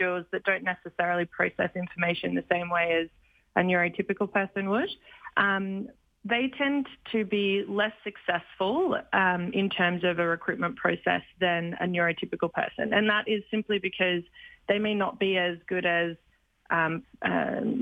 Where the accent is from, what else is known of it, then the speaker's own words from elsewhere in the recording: Australia; accent: Australian; now in Canada; I'm sure you can tell by my accent, I am Australian.